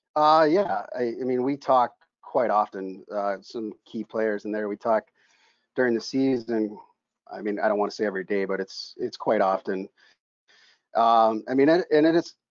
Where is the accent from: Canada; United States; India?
United States; Minnesota; moved away as an adult; now in Pittsburgh, United States; in my hometown back in minnesota we built a, a community rink